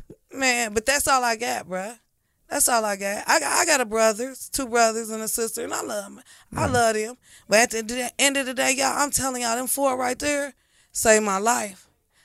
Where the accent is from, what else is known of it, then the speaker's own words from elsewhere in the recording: Dayton, Ohio, United States; Because we're from Dayton, Ohio. Houses cheap down there.